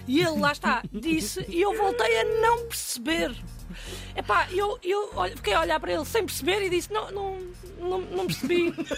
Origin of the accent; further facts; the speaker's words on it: Alentejo, Portugal; eu cresci no Alentejo